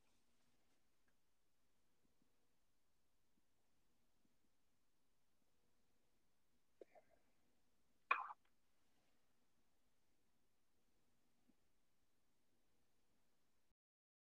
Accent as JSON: {"language": "English", "town": "Temecula", "region": "California", "country": "United States", "tie": "born or raised there", "said": "I grew up out in Southern California"}